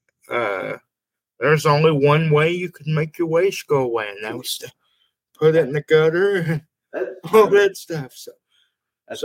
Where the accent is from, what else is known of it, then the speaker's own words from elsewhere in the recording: Texas, United States; accent: hick; I'm from Texas. I speak hick